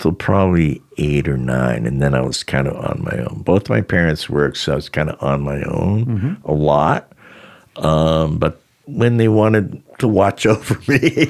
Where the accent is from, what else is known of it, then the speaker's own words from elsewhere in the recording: Boston, Massachusetts, United States; I grew up in Boston, across the street from across the Boston Common. I grew up on Charles Street in Boston Common